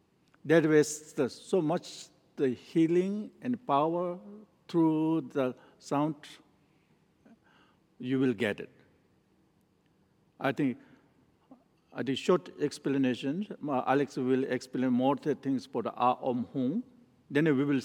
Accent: Nepal; English is a second language; moved away; also born or lived in northern India; I was born in Nepal and I grew up and I studied in a Menri monastery in northern in India. Then I studied there for 15 years

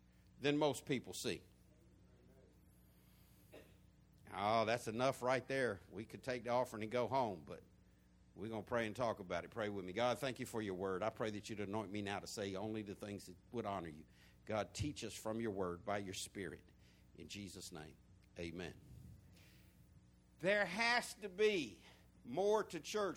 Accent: the South, United States; accent: country, southern; beyond my country accent, beyond my humor, behind my southernisms

